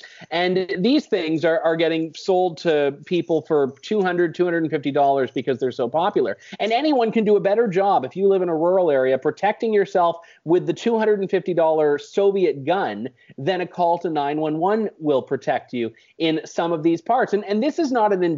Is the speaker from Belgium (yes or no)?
no; Canada; as a Canadian